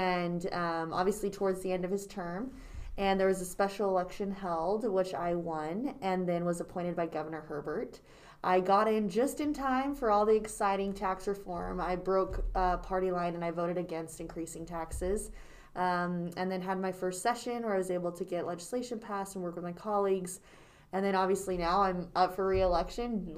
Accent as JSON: {"language": "English", "town": "Herriman", "region": "Utah", "country": "United States", "tie": "born or raised there", "said": "So I was born in Utah, and I grew up in the Harriman area."}